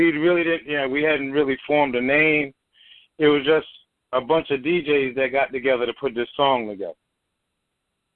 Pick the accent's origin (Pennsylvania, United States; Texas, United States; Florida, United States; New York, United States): New York, United States; New York City; also born or lived in Philadelphia; now in Houston, United States; I was born in Bed-Stuy, raised in Flatbush, moved to Philadelphia, and then came to Houston